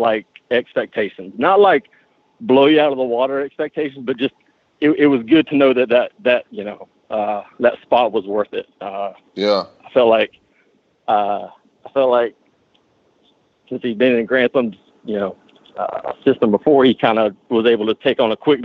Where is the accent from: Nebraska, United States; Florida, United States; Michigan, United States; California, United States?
Florida, United States; Panama City; I'm from Panama City